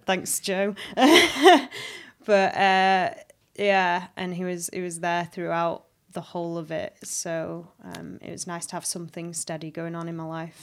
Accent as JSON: {"language": "English", "town": "Halifax", "region": "Yorkshire and the Humber", "country": "United Kingdom", "tie": "born or raised there", "also_born_or_lived": "High Wycombe / London / Australia", "moved": "as an adult", "said": "I was born in High Wycombe. But I grew up in Halifax"}